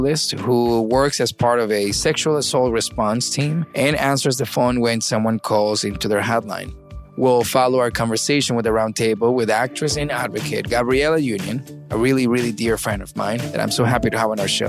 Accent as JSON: {"language": "English", "country": "Venezuela", "tie": "born or raised there", "also_born_or_lived": "Miami, United States", "moved": "yes", "lives_now": "United States", "said": "I was born in Miami and I was raised in Venezuela."}